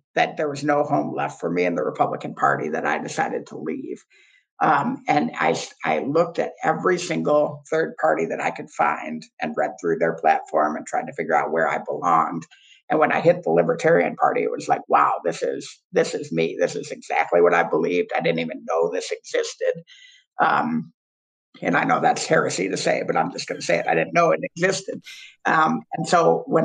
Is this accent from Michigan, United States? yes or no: yes; Ann Arbor, Michigan, United States; I grew up in Ann Arbor, Michigan, super blue city inside of a somewhat red state